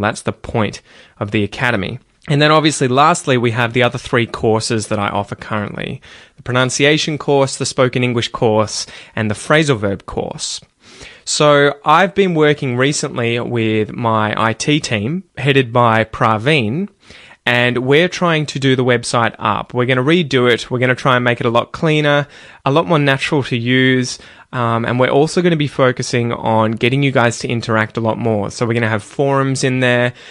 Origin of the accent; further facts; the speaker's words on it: Australia; I'm Australian and I have family here